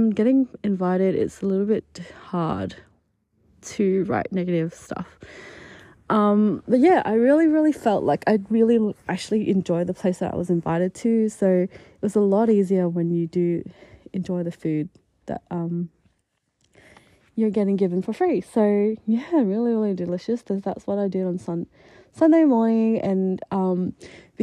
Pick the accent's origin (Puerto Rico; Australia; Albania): Australia; Adelaide, South Australia; moved away as an adult; also born or lived in Japan; now in Melbourne, Australia; my hometown in Adelaide